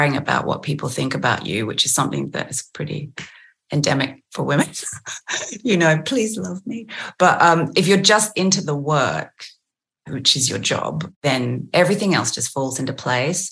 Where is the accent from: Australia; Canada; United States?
Australia; accent: Aussie; I did notice my Aussie accent in those moments did become stronger